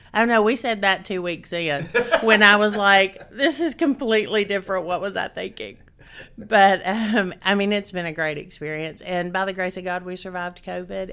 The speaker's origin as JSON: {"language": "English", "town": "Chattanooga", "region": "Tennessee", "country": "United States", "tie": "born or raised there", "said": "I was born and raised in Chattanooga, Tennessee"}